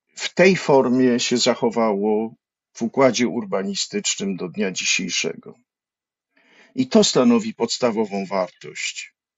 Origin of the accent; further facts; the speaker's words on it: Kraków, Lesser Poland, Poland; wychowałem się na Starym Mieście na Floriańskiej